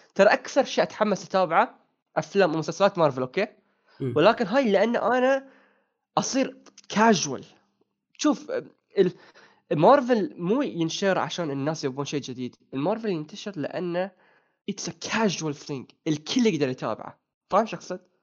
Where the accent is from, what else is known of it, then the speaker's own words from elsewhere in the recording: Bahrain; عندنا في البحرين